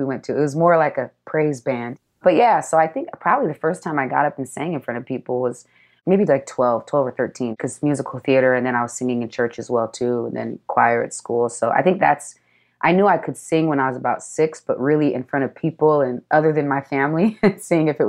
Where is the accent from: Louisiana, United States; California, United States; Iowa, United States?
California, United States; San Diego; also born or lived in Seattle, Washington; Southeast San Diego is where I was raised